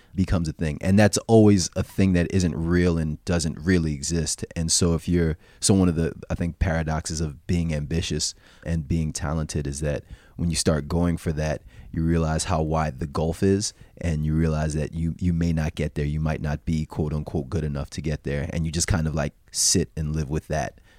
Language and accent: English; South Orange, New Jersey, United States; also born or lived in New York City; I was born, uh, in New Jersey. I grew up there too